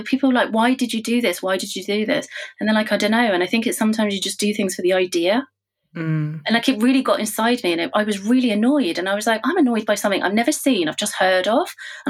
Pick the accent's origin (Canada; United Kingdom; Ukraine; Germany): United Kingdom; I think when you're growing up in Britain, you know, it's much less now, but when I was growing up here, you're told of, you know, what's the ideal, what is beautiful.